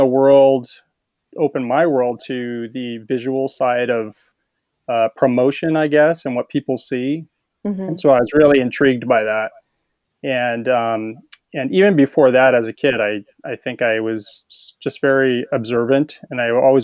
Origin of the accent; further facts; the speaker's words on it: California, United States; I grew up in California, and so I was a surfer and beach volleyball player